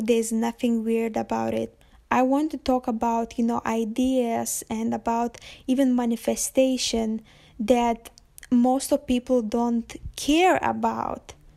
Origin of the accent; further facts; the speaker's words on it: Lithuania; moved away as an adult; I'm from Lithuania, but you definitely won't find me there at the moment